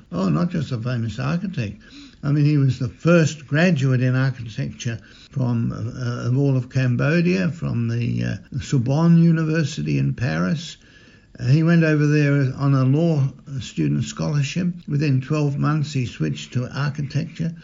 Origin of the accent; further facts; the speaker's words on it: Melbourne, Victoria, Australia; when I grew up in St James Garden Vale, we'd have over 2,000 people at Mass every Sunday